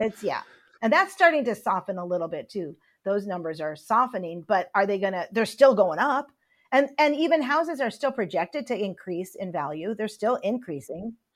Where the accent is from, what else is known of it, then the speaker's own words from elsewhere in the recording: Upper Michigan, United States; I grew up in Upper Michigan